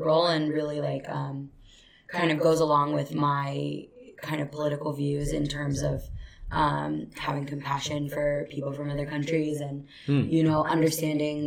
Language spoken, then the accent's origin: English; United States; as an American